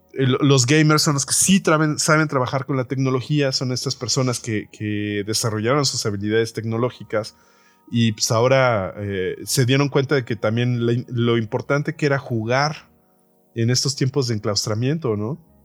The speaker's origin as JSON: {"language": "Spanish", "country": "Mexico"}